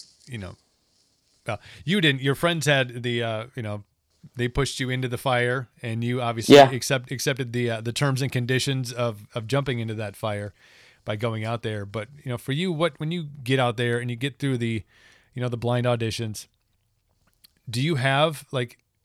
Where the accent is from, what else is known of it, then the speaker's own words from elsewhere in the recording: Wisconsin, United States; we who are kind of born and raised in Wisconsin